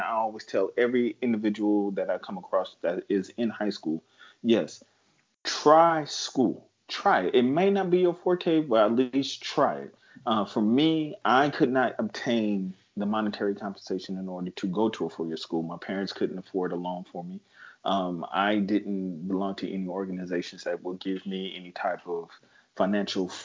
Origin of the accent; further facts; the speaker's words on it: San Bernardino, California, United States; I'm from San Bernardino, California. I mean, for the natives out here, we call it Adi.